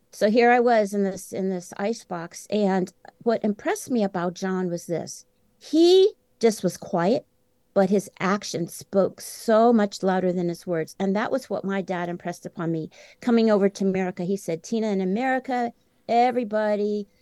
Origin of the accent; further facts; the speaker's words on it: Champaign-Urbana, Illinois, United States; settled in uh, the academia town of Champaign-Urbana, Illinois, which is where the University of Illinois is located. That's where my two sisters and I were born and raised.